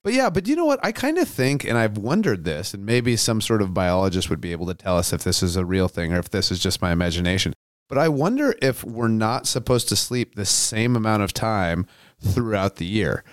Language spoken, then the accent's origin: English; Aberdeen, Washington, United States; growing up in Aberdeen, Washington